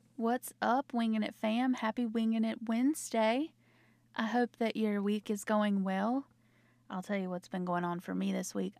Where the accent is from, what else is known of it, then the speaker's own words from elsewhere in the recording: North Carolina, United States; accent: Southern; I'm from the South. I'm from North Carolina, if you haven't heard in my accent